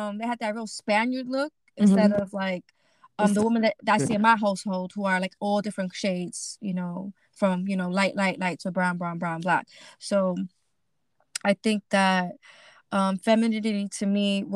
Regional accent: New York City, New York, United States; moved away as an adult; now in New Jersey, United States; I grew up in Brooklyn, East New York. And I've been living in New Jersey for about 5 years.

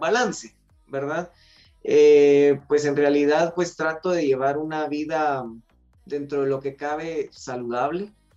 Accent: Guatemala; somos guatemaltecos de una región central

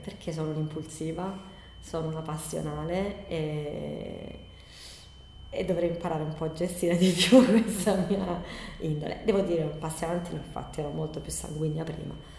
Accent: Bari, Apulia, Italy; moved away as an adult; now in Copertino, Italy; sono adottata da, dalla, dal paese di Copertino perché vengo da Bari, però per motivi di, d'amore sono, sono, arrivata qui 16 anni fa

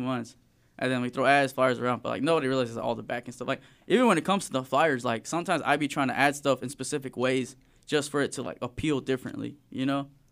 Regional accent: Springdale, Arkansas, United States; also born or lived in Fayetteville, Arkansas; I was born in Fayetteville. I've, like, straight, like, been raised in Springdale my whole life

